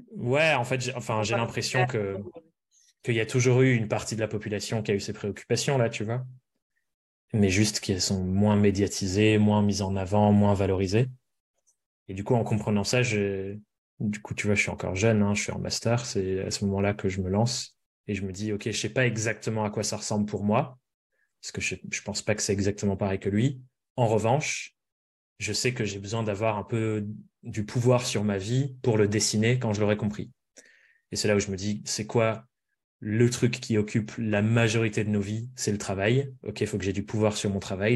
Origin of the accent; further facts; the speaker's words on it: near Périgueux, Dordogne, Nouvelle-Aquitaine, France; moved away; l'hôpital de la ville à côté de chez moi, à Périgueux, donc en Dordogne